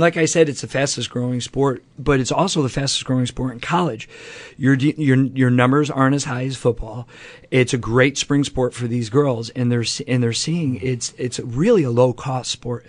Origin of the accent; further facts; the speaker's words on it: Rome, New York, United States; When I grew up in Rome, New York